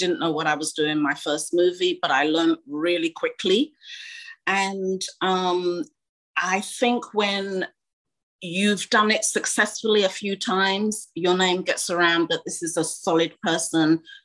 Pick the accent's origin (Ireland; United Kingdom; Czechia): United Kingdom; also born or lived in Ghana; just being British, we are taught very well to hide our emotions